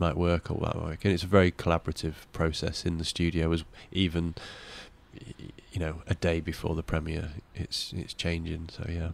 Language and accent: English; Cleethorpes, Yorkshire and the Humber, United Kingdom; I was brought up in Cleethorpes